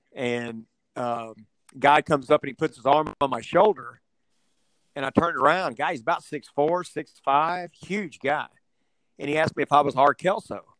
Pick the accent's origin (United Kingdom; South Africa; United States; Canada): United States; Houston, Texas; also born or lived in Midland, Texas; now in Avery, United States; I was born in Midland, Texas, which is in West Texas. And uh, at five years old, I moved from there to Houston. My mother took a transfer with her job with her company, and I lived in Houston from uh, 1971 to 1980 and then in '80 I moved